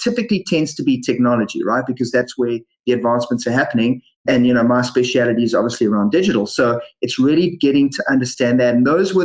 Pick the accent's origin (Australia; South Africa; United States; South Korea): South Africa; moved away as an adult; now in Canada; as you guys can hear from my funny accent and you mentioned before, I was originally born in South Africa